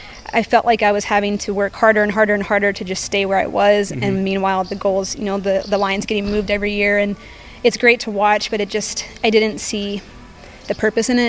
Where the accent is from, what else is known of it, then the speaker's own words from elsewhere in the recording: North Carolina, United States; now in Boulder, United States; Where I grew up in North Carolina, my house actually backed up to some mountain biking trails